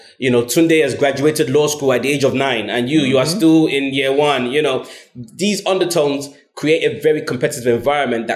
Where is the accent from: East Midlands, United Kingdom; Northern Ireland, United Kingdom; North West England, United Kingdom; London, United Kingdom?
London, United Kingdom; I grew up in South London, Brixton and Stockwell